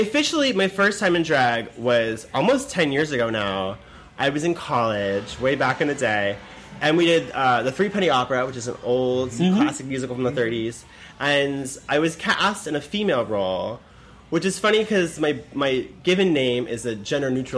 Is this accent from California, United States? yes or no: yes; Los Angeles, California, United States; I was born and raised in LA.